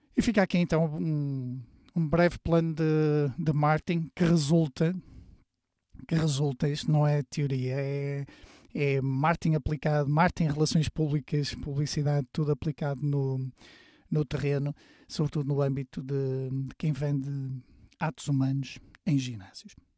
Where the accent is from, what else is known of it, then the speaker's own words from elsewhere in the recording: Porto, Norte, Portugal; moved away as an adult; ao fim de semana voltava para a minha terra, que é a cidade do Porto